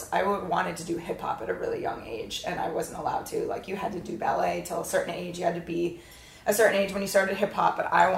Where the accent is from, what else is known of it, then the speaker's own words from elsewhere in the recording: Florida, United States; now in California, United States; I grew up in Florida, but I didn't grow up as a typical American family, and I didn't recognize that until I moved to California